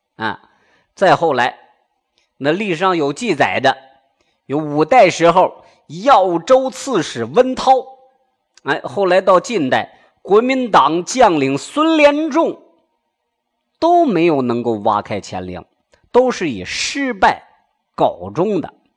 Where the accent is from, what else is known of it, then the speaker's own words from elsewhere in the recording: Shaanxi, China; 我陕西人嘛